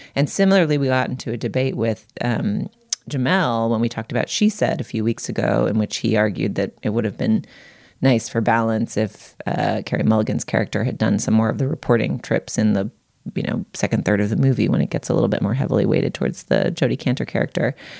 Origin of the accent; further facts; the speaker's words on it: Boston, Massachusetts, United States; I grew up in part in the Boston Globe newsroom, or at least visiting it really regularly